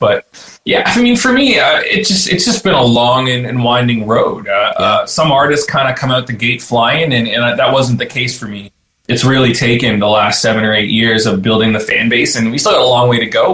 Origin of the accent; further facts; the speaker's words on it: Burlington, Ontario, Canada; moved away as an adult; also born or lived in Peterborough, Canada; now in Nashville, United States; I was born in, in Peterborough and spent some time there, and then uh, yeah, I mean, I, the majority of my time I grew up in Burlington.